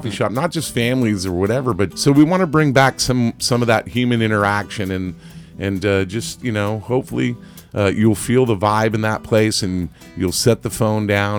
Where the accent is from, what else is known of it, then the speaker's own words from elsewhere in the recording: Ireland; And I'm Irish, not Italian, but anyway.